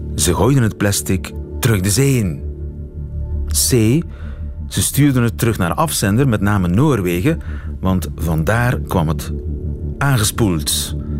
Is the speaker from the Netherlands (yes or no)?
no; Flanders, Belgium; bij ons in Vlaanderen